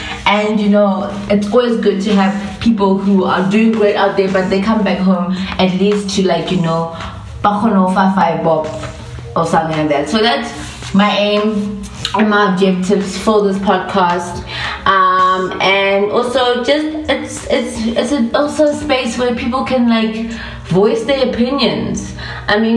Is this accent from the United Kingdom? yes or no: no; Johannesburg, Gauteng, South Africa; moved away as an adult; now in Vaal Triangle, South Africa; I grew up in Joburg, but I was born in Kosbukking Hospital